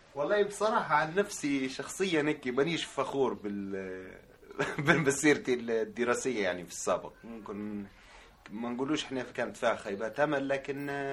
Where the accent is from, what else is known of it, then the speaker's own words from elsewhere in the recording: Tripoli, Tripoli District, Libya; moved away as an adult; now in Italy; من سكان مدينة طرابلس، آم، جيت لإيطاليا في ألفين وأربعتاش